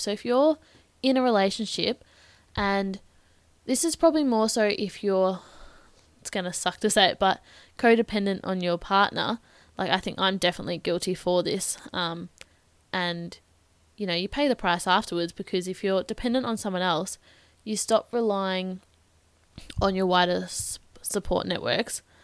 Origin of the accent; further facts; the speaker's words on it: Bendigo, Victoria, Australia; I'm from Bendigo in Victoria, so opposite side of the country.